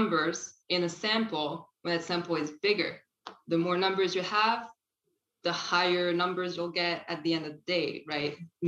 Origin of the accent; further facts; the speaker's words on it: France; moved away as an adult; now in Canada; I didn't grow up here. Actually, I grew up in France. I've been in Canada for about 10 years now